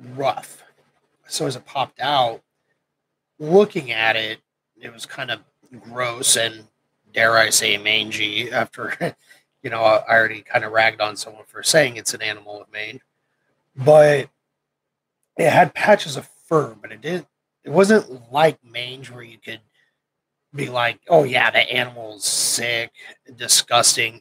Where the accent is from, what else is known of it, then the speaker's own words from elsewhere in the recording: Nebraska, United States; moved away as an adult; also born or lived in Camp Pendleton; I grew up in Nebraska